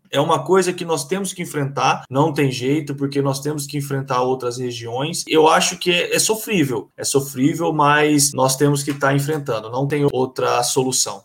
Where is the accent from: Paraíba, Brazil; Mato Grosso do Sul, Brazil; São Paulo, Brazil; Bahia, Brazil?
São Paulo, Brazil; Osvaldo Cruz; moved away as an adult; now in Campinas, Brazil; sou natural de Oswaldo Cruz, São Paulo